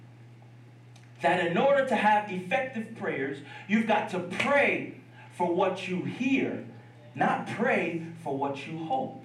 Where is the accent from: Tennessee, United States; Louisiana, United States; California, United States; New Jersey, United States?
New Jersey, United States; Piscataway; I grew up in Piscataway, New Jersey